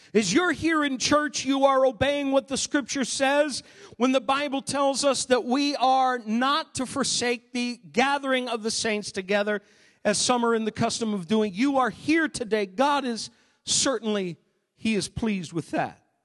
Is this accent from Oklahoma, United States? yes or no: no; Maine, United States; moved away; Growing up in Maine